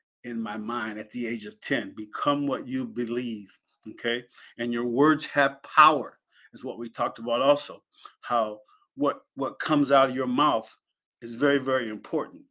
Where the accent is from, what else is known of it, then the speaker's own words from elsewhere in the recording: Penn Yan, New York, United States; moved away; my parents moved us to Pinyin, and I was raised in Pinyin